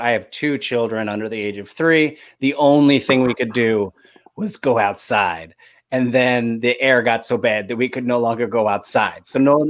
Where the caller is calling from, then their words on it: Los Angeles, California, United States; I'm calling in from Los Angeles